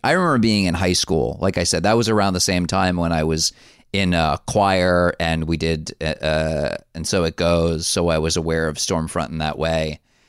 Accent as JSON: {"language": "English", "region": "New Jersey", "country": "United States", "tie": "born or raised there", "said": "I grew up in New Jersey, take a drink, in 1987."}